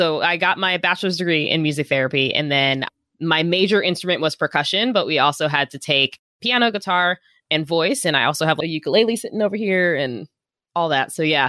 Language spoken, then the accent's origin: English; Virginia, United States; also born or lived in Arizona; now in Oakland, United States; Yeah, I'm originally from Northern Virginia.